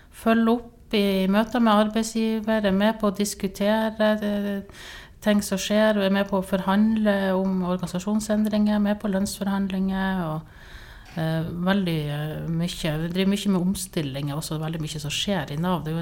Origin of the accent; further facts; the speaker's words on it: Northern Norway, Norway; now in Tromsø, Norway; Ja, jeg eh … jeg er nordlending. Jeg bor i Tromsø.